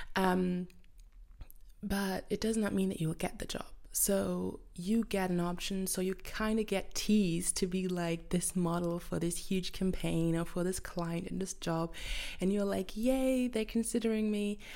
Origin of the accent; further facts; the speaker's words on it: Germany; English is a second language; I'm from Germany